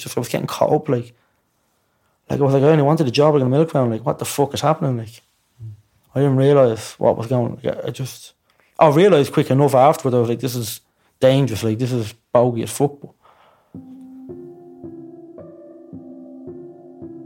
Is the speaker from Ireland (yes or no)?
yes; Dublin, Leinster, Ireland; I'd seen heroin and I'd seen needles before all my life, growing up in Ballymore